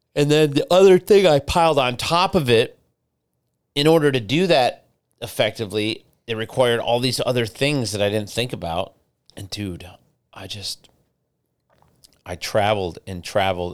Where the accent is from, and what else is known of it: Midwest, United States; born or raised there; moved away